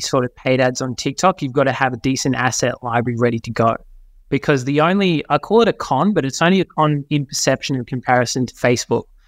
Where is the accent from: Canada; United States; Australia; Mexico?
Australia; Forster, New South Wales; moved away; I grew up in New South Wales. Was born in a little town called Foster, which is a little beachy town